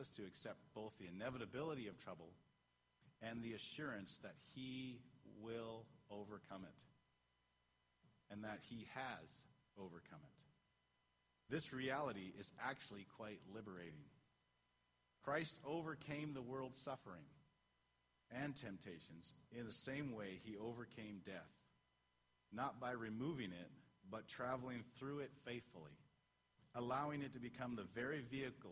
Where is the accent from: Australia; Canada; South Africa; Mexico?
Canada; I'm Canadian